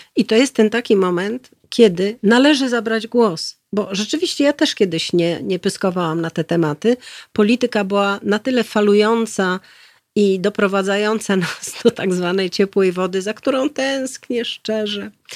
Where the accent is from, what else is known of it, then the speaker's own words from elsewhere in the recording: Warsaw, Masovian Voivodeship, Poland; moved away as an adult; also born or lived in Szafranki near Goniądz (childhood summers) / Korea; ja się urodziłam i wychowałam na Saskiej Kępie